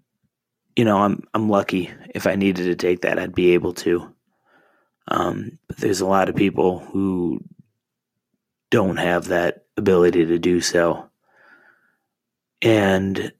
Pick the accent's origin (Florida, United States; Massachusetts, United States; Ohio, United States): Ohio, United States; moved away; I'm originally from Ohio